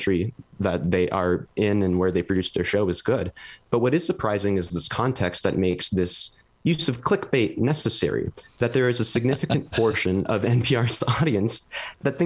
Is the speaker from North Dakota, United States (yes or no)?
yes; Fargo, North Dakota, United States; moved away as an adult; also born or lived in Boise, Idaho; I'm originally from Fargo, North Dakota, and then I did my undergrad at Boise State